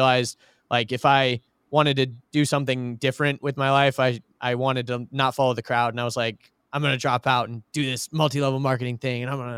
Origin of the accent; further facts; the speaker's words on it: Georgia, United States; I grew up in Georgia, by the way, like outside of Atlanta. Went to Norcross High School, for anyone who's listening knows what that is.